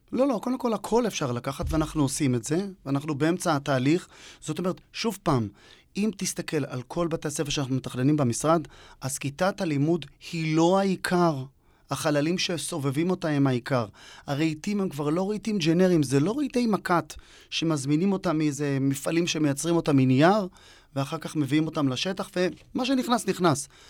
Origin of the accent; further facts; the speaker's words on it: the northern periphery of Israel, Northern Israel, Israel; moved away; אני במקור לא מפה, לא ממרכז הארץ. אני בפריפריה הצפונית.